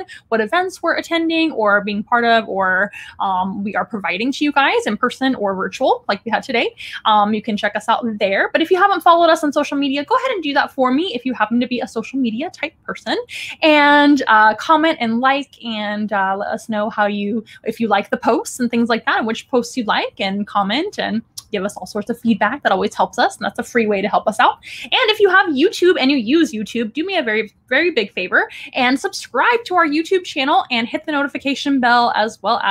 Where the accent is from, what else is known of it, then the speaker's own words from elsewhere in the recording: San Antonio, Texas, United States; here in my hometown, San Antonio, Texas